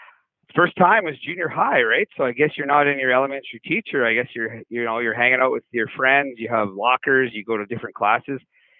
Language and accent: English; Marwayne, Alberta, Canada; I grew up in Marwane, Alberta, just outside of Lloydminster. It's a small town. It was great growing up in a small town.